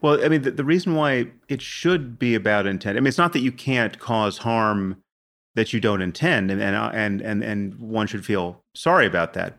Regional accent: United States; I'm from America

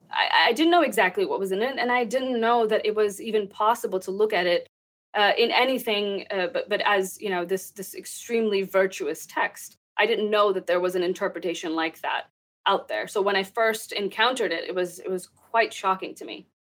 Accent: Texas, United States; also born or lived in Pakistan; I grew up in Texas. I was born in Pakistan and I moved here. Um, I think I was seven or eight when we immigrated to the United

